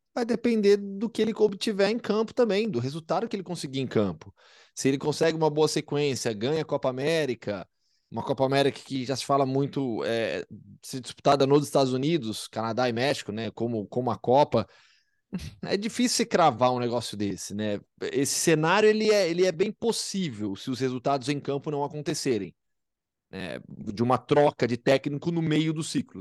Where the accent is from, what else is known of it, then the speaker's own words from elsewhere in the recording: Brazil; A gente é brasileiro